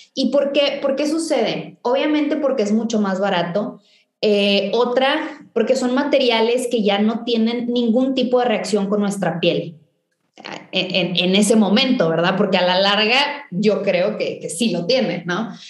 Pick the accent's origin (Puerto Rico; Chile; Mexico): Mexico; Valle Hermoso, Tamaulipas; yo crecí en, en Vallehermoso, en, en una ciudad muy chiquita al norte de Tamaulipas